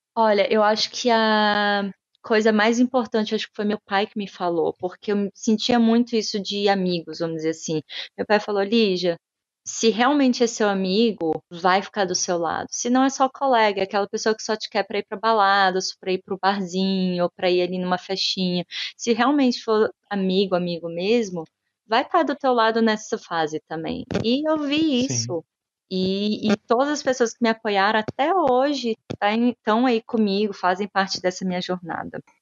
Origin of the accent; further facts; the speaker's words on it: Brazil; first language Portuguese; moved away as an adult; also born or lived in Brasília; now in London, United Kingdom; eu não vir de um país que fala inglês, que eu não sou nativa